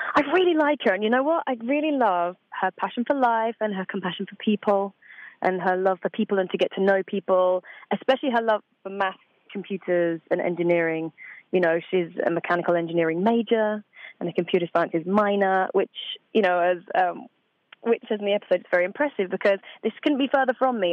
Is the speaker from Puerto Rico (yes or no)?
no; Essex, Suffolk, East of England, United Kingdom; home for me is a little place called Essex in England, on mm-hmm. the outskirts of London. But I moved from Essex to Suffolk, which is a very quiet county. Um, I used to live on a farm, very quiet and chilled out, you know. So, yeah, but that's about two and a half hours from London, so that's where I grew up.